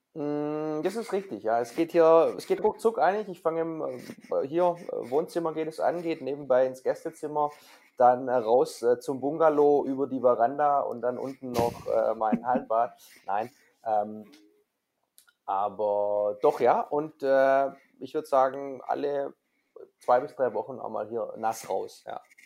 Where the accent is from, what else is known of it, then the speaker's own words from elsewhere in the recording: Swabia, Germany; ich als Schwabe